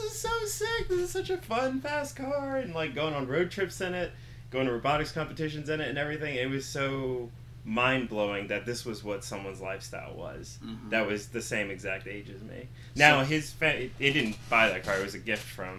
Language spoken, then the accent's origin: English; Upper Darby, Pennsylvania, United States; also born or lived in Philadelphia; where I'm from, and I'm from Upper Darby, Pennsylvania